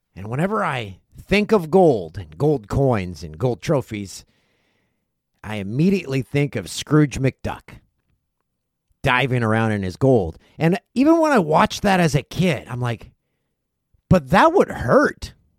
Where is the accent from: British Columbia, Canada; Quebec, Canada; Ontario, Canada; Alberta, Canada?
Ontario, Canada; Peterborough; Pete's Memorial Cup, they hosted it in nineteen ninety-six, my hometown.